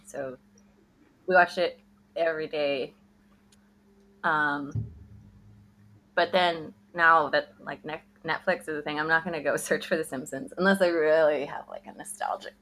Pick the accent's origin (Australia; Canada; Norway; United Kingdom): Canada; we're Canadian